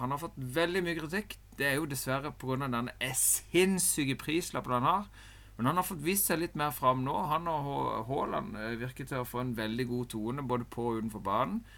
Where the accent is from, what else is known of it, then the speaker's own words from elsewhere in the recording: Norway; En sitter jo der som nordmann